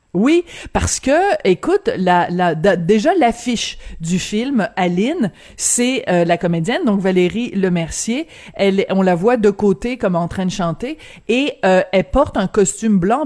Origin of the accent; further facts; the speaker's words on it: France; moved away; Quand j'étais jeune en France, euh, on mangeait tout le temps à la cafétéria de l'école